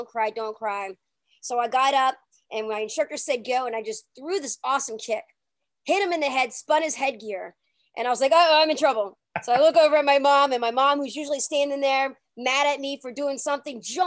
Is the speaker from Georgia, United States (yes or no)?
no; New Orleans, Louisiana, United States; when I was younger, growing up in New Orleans, it was in the 80s